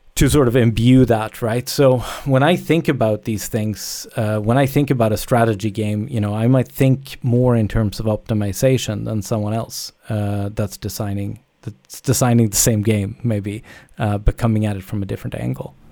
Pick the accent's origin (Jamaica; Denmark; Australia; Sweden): Sweden; moved away; also born or lived in Canada; I'm from Sweden originally, but I, I, I moved, uh, a long time ago.